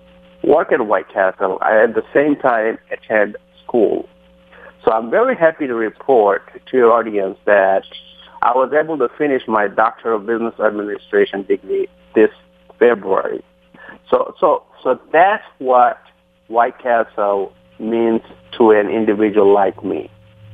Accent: Bangladesh; English is a second language; also born or lived in Queens, New York; now in United States; I came in this country in 1990 from Bangladesh

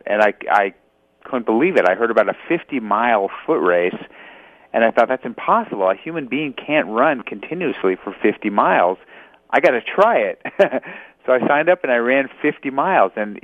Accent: Los Angeles, California, United States; I was born in Los Angeles. So California born and raised

